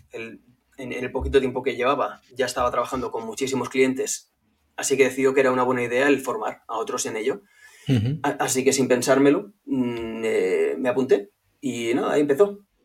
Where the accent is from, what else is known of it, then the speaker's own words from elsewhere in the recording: Barcelona, Catalonia, Spain; soy de Barcelona, tengo 32 años ya